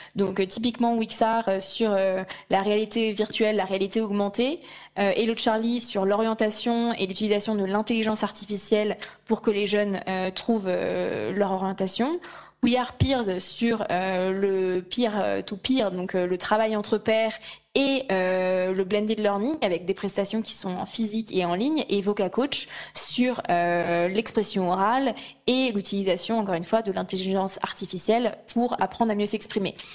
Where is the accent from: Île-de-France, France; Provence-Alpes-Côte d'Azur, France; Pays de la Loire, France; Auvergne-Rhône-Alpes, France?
Auvergne-Rhône-Alpes, France; Lyon; moved away as an adult; now in Paris, France; je suis lyonnaise de cœur et d'origine